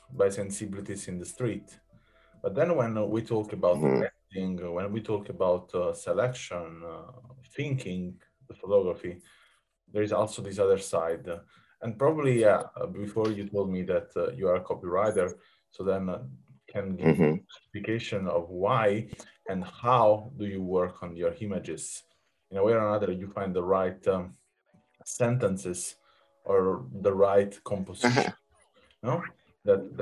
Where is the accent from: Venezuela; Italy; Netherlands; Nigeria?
Italy; Naples, Campania; I come from Naples